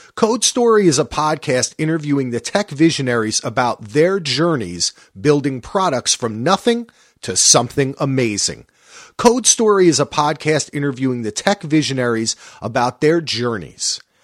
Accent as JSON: {"language": "English", "region": "New Jersey", "country": "United States", "said": "I'm from New Jersey"}